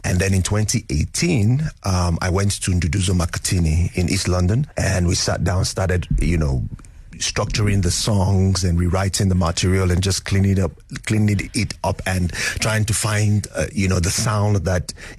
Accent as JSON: {"language": "English", "country": "Nigeria", "said": "I thought that it will represent me as a Nigerian if I tweaked it and make it sound relatable"}